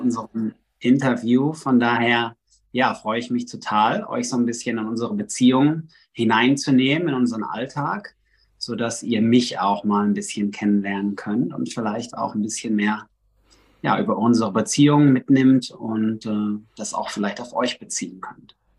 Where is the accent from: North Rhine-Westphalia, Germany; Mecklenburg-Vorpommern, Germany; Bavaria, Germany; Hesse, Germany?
North Rhine-Westphalia, Germany; Recklinghausen; moved away as an adult; also born or lived in Netherlands / Miami / South America; now in Los Angeles, United States; Ich komme eigentlich aus dem Ruhrgebiet, aus Recklinghausen